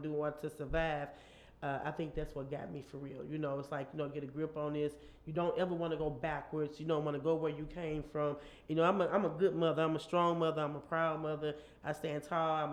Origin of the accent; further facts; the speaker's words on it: University City, Missouri, United States; I'm from University City, U-Town